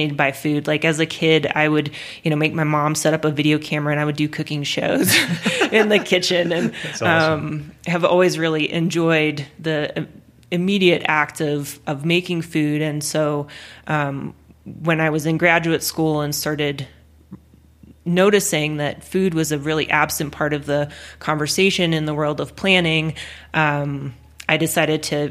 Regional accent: Custer, South Dakota, United States; I grew up in the Black Hills in South Dakota

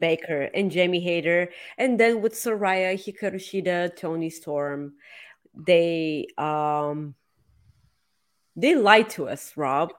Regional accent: Bulgaria; accent: Bulgarian; English is a second language

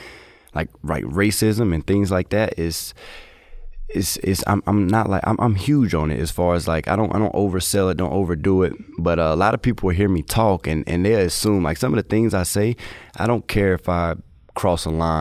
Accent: North Carolina, United States; also born or lived in Durham / Greensboro / High Point / Winston-Salem; I literally stayed in Durham, Greensboro, High Point, Winston, Davie County, so Coulomb, Mocksville, I'm all over. So I'm all over for North Carolina.

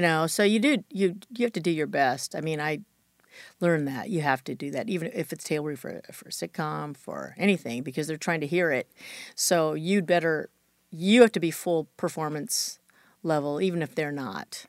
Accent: Chula Vista, California, United States; I grew up in Chula Vista, which is south of San Diego

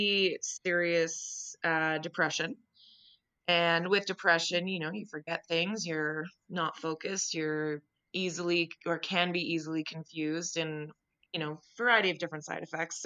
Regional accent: Calgary, Alberta, Canada; also born or lived in Ottawa; originally I'm from Ottawa, but my family and I moved here when I was 5. So Calgary is definitely home.

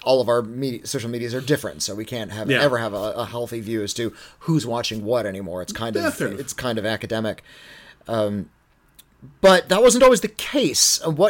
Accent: Southern California, United States; I grew up in Southern California

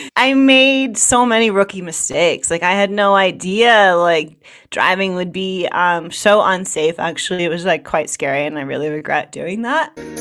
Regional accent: United States; I'm from New York, New Jersey

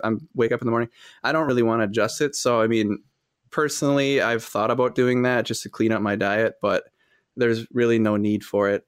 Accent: Fond du Lac, Wisconsin, United States; I'm from Fond du Lac, Wisconsin

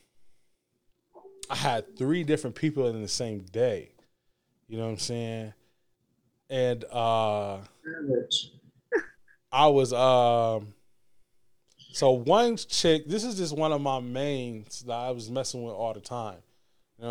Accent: Michigan, United States; also born or lived in Alabama; I was leaving school from Alabama State. I was moving back to Michigan

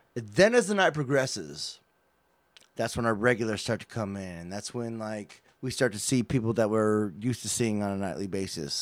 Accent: United States; I'm an American

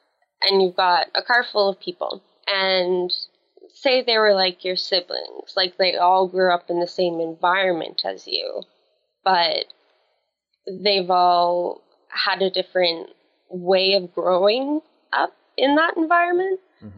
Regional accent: Atlantic Canada, Canada; I'm from Atlantic Canada. Very, very small city. More like a town. I think we kind of exaggerate ourselves a little bit. I am 23 years old.

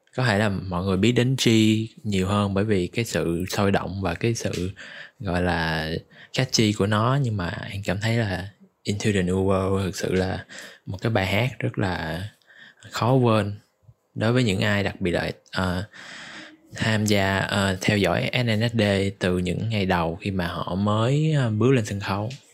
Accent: Ho Chi Minh City, Vietnam; mình cũng là người Sài Gòn

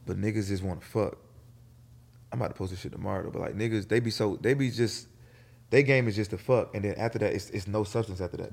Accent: Atlanta, Georgia, United States; also born or lived in New Jersey; I was born in New Jersey, but I was raised on the South Side

